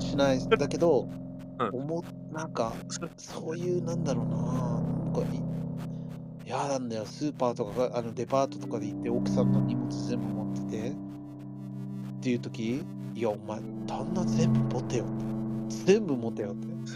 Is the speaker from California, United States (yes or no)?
yes; Los Angeles, California, United States; moved away as an adult; now in Japan; 俺はロ LA 生まれ LA 育ちだか